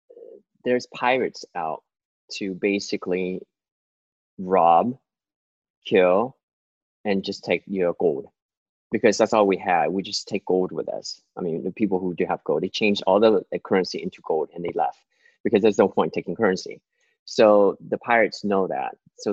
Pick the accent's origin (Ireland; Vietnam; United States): Vietnam; born there; And it started in Vietnam. I was born in Vietnam in 1974. So right before the war ended, the war ended in 1975.